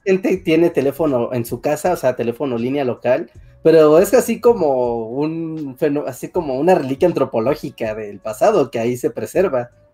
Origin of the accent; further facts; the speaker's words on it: Mexico City, Mexico; yo soy de la Ciudad de México